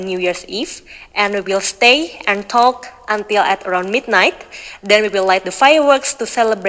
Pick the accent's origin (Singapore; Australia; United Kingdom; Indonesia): Indonesia; Hey everyone … from Indonesia.